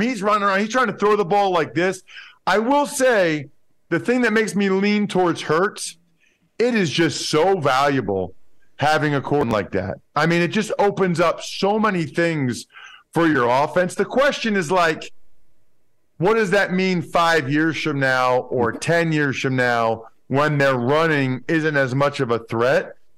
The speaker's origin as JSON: {"language": "English", "area": "outside of Philadelphia", "region": "Pennsylvania", "country": "United States", "tie": "born or raised there", "said": "I grew up outside of Philadelphia"}